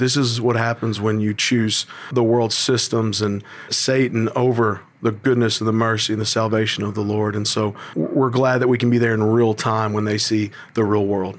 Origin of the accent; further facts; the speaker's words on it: Tennessee, United States; being born and raised in Tennessee